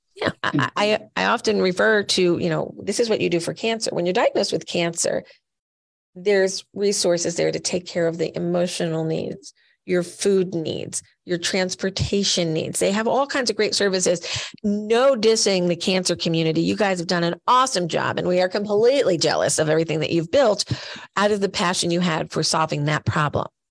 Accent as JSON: {"language": "English", "town": "Rockaway", "region": "New Jersey", "country": "United States", "tie": "born or raised there", "said": "I'm just this little kid living in Rockaway, New Jersey"}